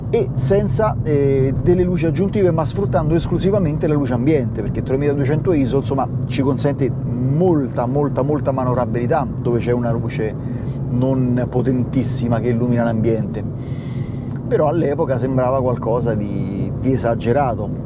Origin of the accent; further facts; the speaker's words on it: Rome, Lazio, Italy; a me che sono di Roma